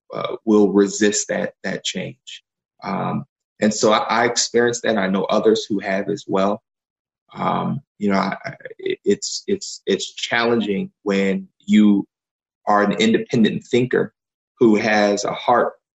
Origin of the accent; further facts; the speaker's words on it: Philadelphia, Pennsylvania, United States; I grew up in Germantown here in Philadelphia